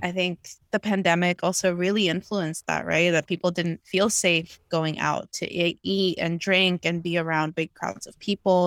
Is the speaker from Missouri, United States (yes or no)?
no; New York, United States; moved away as an adult; also born or lived in Guatemala; now in California, United States; I grew up mostly in New York, but, uh, also have ties to Guatemala, and now I'm living out here